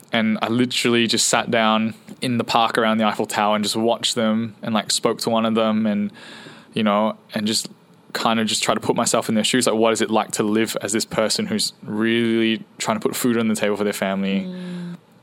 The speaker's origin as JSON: {"language": "English", "country": "Singapore", "tie": "born or raised there", "moved": "yes", "said": "so we were all born in Singapore, and I grew up the longest in Singapore, and so I went to school the longest in Singapore"}